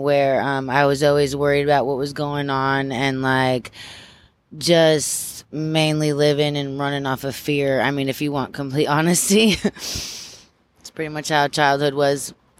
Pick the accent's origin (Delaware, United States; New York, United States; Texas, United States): New York, United States; Amsterdam; I was born in Amsterdam. So we kind of like, it was just a bunch of small little towns. I remember living in Johnstown, Rotterdam, Gloversville. Schenectady was one of the closer ones.